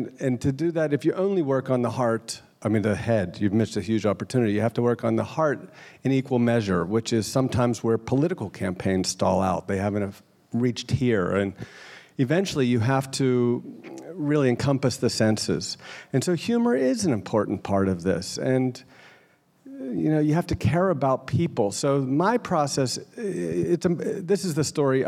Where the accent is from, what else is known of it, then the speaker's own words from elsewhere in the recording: Pittsburgh, Pennsylvania, United States; I grew up in Pittsburgh